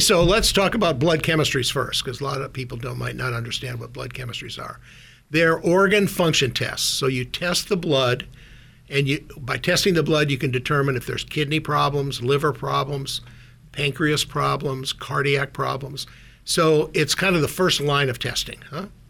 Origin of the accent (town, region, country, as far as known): Minot, North Dakota, United States; born or raised there; moved away as an adult; also born or lived in Minnesota; now in Silicon Valley, United States